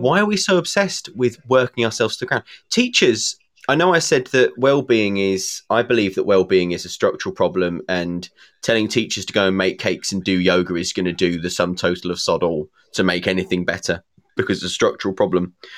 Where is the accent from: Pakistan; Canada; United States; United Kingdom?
United Kingdom; England; being English